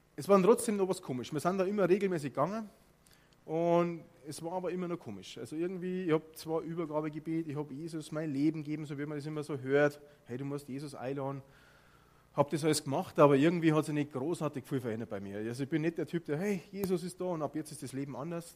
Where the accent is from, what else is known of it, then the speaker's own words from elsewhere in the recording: Bavaria, Germany; accent: Bavarian; ich bin aufgewachsen in Bayern